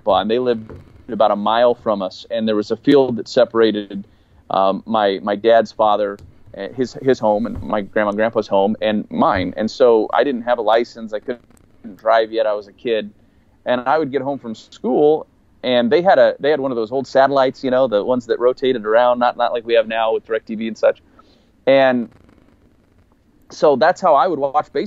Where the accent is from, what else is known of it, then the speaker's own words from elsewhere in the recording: Hastings, Iowa, United States; moved away as an adult; also born or lived in Lincoln, Nebraska; We had both grown up pretty close. My wife's from Sioux City, Iowa. I was from Hastings, Iowa.